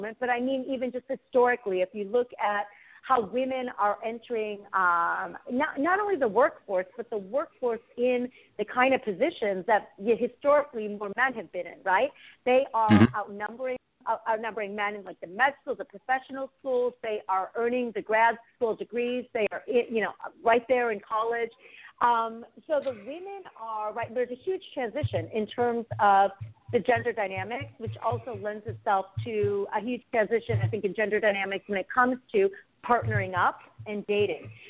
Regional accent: United States; born and raised in the States, two parents who immigrated from abroad.

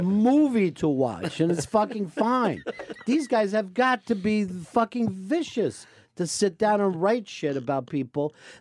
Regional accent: near the DuPonts, Delaware, United States; I grew up near the DuPonts

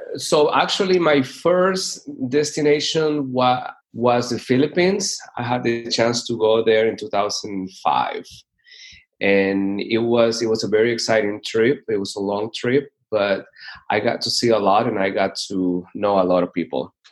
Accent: Chone, Manabí, Ecuador; moved away as an adult; also born or lived in Georgia, United States / Pompano Beach, Florida; I am originally from Ecuador. I was born and raised in a small coastal city called Chone

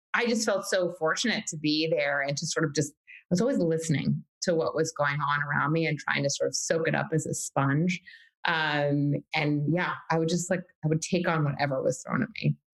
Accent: New York City, New York, United States; born and raised New Yorker, Manhattanite

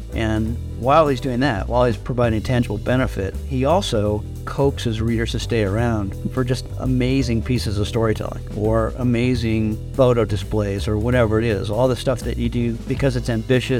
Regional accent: San Diego, California, United States; I grew up around the United States. My dad was a social worker. He and my mom were both native Californians. My mom's still alive, my dad's not. And we lived in various places in California when I was little, but I mostly remember San Diego

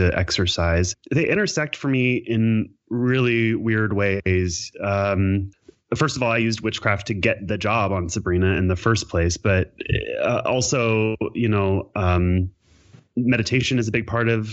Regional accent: Kentucky, United States; now in California, United States; I'm from Kentucky originally

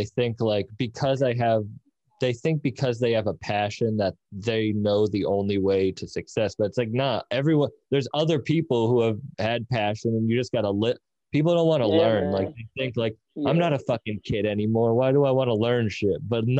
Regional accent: Boston, Massachusetts, United States; I'm from Boston, in Boston

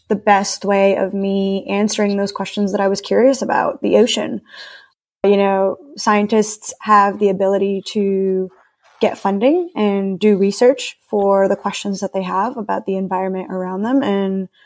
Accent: Puerto Rico; I grew up around the ocean, so I'm from Puerto Rico, which is a Caribbean island.

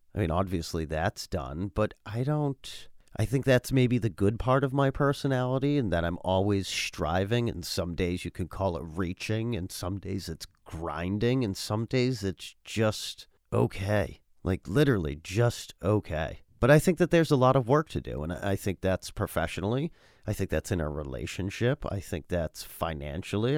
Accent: United States; living in this country and being an American

